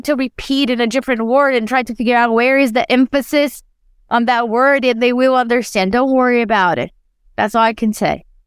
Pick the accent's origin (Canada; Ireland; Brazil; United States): Brazil; English is a second language; moved away as an adult